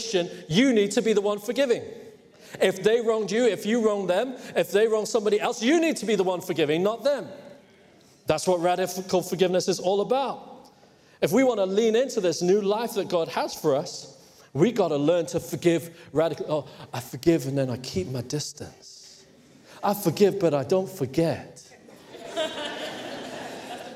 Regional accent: Hong Kong; moved away; in case you're wondering where my accent is from. But I grew up in Hong Kong

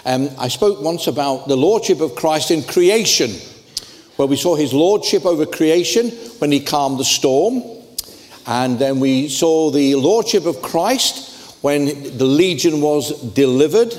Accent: Ireland; I'm Irish

